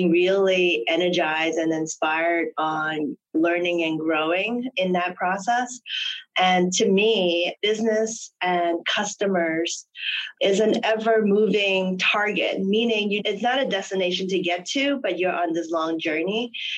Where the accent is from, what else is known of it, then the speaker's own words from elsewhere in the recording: Hong Kong; I'm originally from Hong Kong, and I am, you know, the royal family lover.